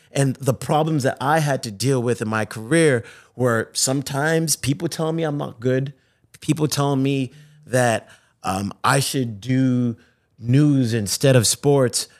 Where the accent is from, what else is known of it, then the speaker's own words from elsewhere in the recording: Zimbabwe; moved away; I was born in Africa, in Zimbabwe